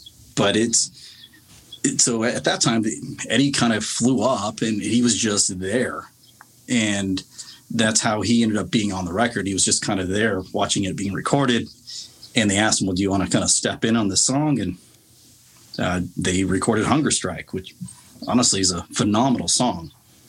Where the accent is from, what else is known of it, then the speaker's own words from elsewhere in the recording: Chicago, Illinois, United States; I'm not Seattle. I'm not from Seattle. I'm from Chicago.